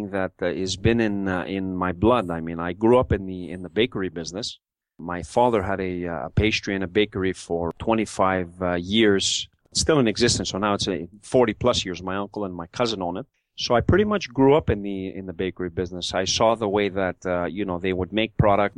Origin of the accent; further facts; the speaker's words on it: Montreal, Quebec, Canada; growing up in Montreal, in the Mile End of Montreal